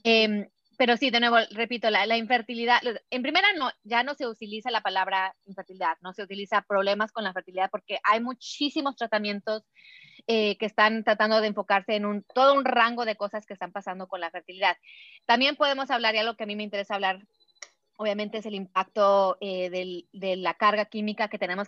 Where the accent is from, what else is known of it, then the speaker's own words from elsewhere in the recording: Puebla, Mexico; yo a los quince años en México, aquí en mi, en mi pueblito ahí en Puebla